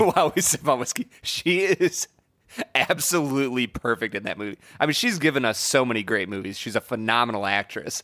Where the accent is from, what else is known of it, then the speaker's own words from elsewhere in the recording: Cleveland, Ohio, United States; I'm from Cleveland